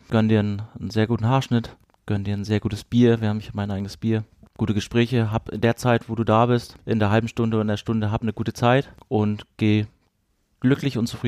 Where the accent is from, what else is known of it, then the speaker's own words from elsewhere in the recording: Rostock, Mecklenburg-Vorpommern, Germany; Aber wir sind so geprägt von diesem Stadion, von dieser Atmosphäre Hansa Rostock, in, in meiner Heimat